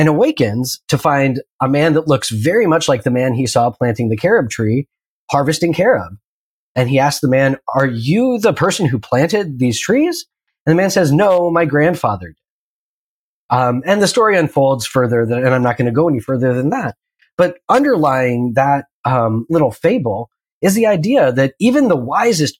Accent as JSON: {"language": "English", "region": "Pacific Northwest", "country": "United States", "tie": "born or raised there", "said": "I grew up in the Pacific Northwest, and primarily in the 90s"}